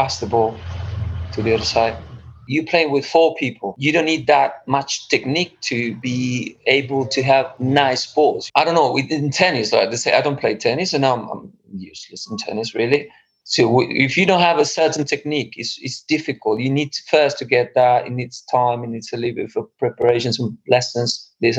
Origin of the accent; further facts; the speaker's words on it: Argentina; moved away as an adult; also born or lived in London / Spain; now in Stockholm, Sweden; I'm from Argentina originally, but then I lived in Europe for the last 20 years, between London and Spain mainly. Now I'm based in Stockholm.